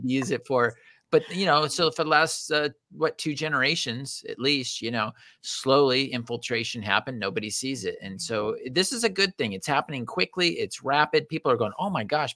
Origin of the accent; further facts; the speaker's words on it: California, United States; we are from California